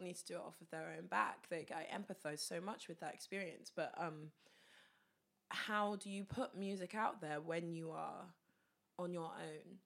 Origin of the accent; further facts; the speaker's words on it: Luton, East of England, United Kingdom; my hometown, Luton